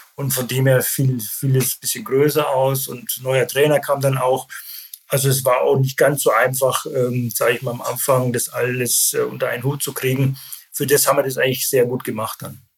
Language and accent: German; Landshut, Bavaria, Germany; moved away; also born or lived in Saarbrücken / Leverkusen / Düsseldorf / Gelsenkirchen; geboren in Landshut, das liegt in Bayern